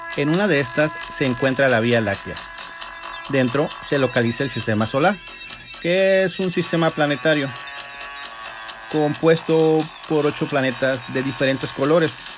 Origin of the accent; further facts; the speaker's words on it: Mexico; nosotros como mexicanos